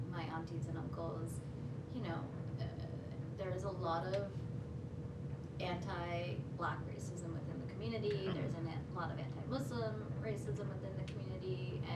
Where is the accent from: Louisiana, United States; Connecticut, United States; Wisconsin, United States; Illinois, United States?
Connecticut, United States; moved away as an adult; also born or lived in Boston / New York; I grew up in Connecticut